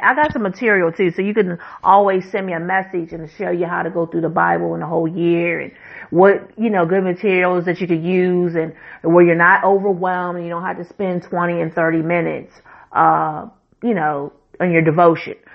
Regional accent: United States

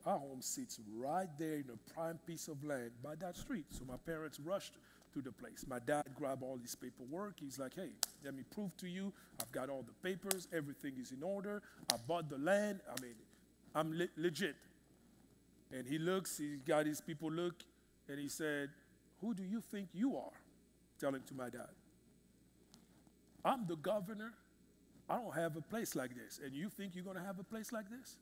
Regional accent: Kinshasa, DR Congo; moved away; in the Congo, in the city I grew up in Kinshasa, unfortunately my country

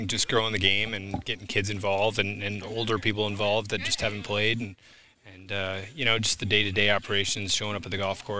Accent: Des Moines, Iowa, United States; moved away; also born or lived in Boise, Idaho; I grew up in Iowa and we belonged to a club, Des Moines Golf and Country Club.

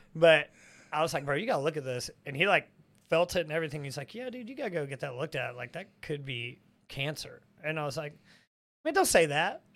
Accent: the South, United States; I think we all grew up, I mean, we're from the South.

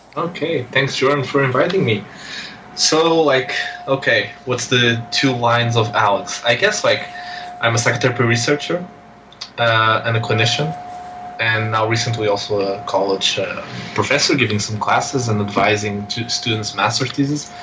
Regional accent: Portugal; I'm this guy from Portugal

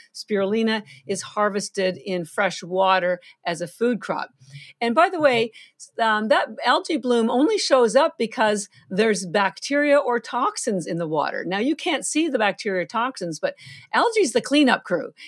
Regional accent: Canada; moved away as an adult; now in Boston, United States; I'm Canadian, I have, I do live in Boston, I've been here thirty-three years, but all my family's still in Canada

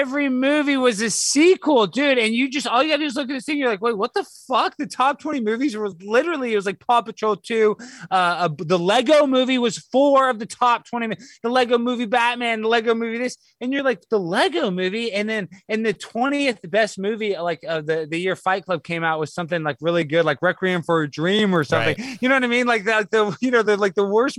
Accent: Dallas, Texas, United States; I grew up in Dallas, it's all Hispanic

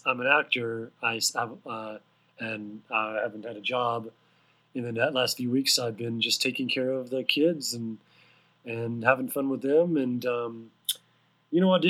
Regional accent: Houston, Texas, United States; moved away as an adult; also born or lived in Austin, Texas; now in Los Angeles, United States; I was born and raised in Houston, Texas, which is a nice place

